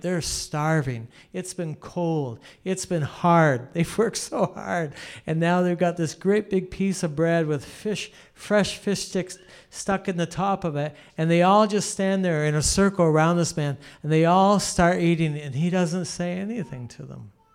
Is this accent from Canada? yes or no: yes; Canada; I'm a Canadian